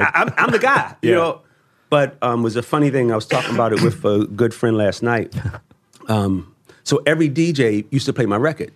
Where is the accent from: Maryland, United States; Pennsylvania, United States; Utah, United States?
Maryland, United States; Baltimore; now I come from Baltimore